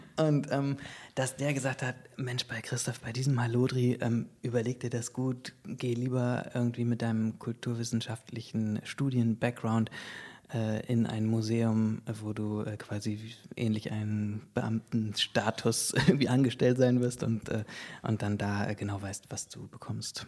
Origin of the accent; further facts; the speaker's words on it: Bremen, Germany; now in Berlin, Germany; Ich äh, bin ja Bremer